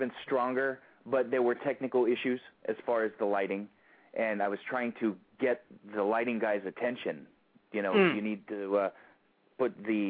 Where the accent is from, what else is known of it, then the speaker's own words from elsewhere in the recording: San Francisco, California, United States; I'm born and raised in San Francisco, and it'll work.